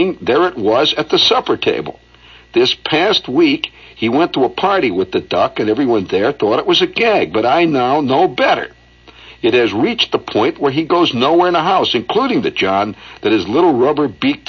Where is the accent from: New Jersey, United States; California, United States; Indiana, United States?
Indiana, United States; Hammond; moved away; my home. Hammond, Indiana